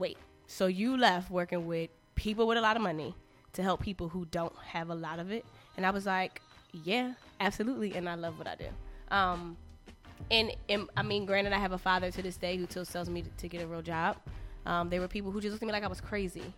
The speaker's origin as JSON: {"language": "English", "town": "Philadelphia", "region": "Pennsylvania", "country": "United States", "tie": "born or raised there", "said": "I went to Central High School in Philly"}